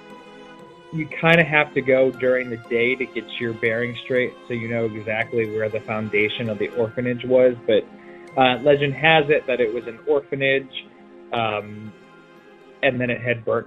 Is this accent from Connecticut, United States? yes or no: no; Cleveland, Ohio, United States; born or raised there